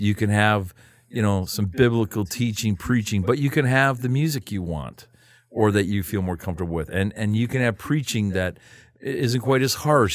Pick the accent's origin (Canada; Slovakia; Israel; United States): Canada; I'm from Canada.